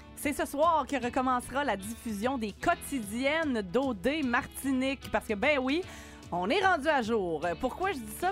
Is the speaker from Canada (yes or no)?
yes; Quebec, Canada; chez nous au Québec